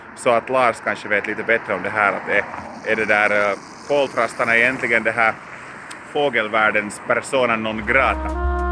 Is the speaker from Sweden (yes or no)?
no; Lappträsk, Uusimaa, Finland; moved away as an adult; now in Helsinki, Finland; där var jag född och uppväxt och där var jag bott mina 20 första år